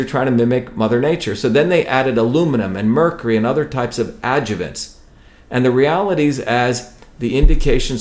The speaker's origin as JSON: {"language": "English", "country": "India", "tie": "born or raised there", "moved": "yes", "said": "growing up in India"}